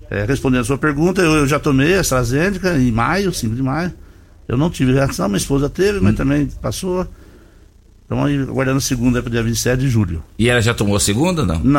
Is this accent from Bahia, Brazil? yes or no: no; São Paulo, Brazil; also born or lived in Belém; now in Rio Verde, Brazil; Eu sou do interior de São Paulo, vim aqui em 98, fui embora para Belém para pelo banco e voltei para Rio Verde.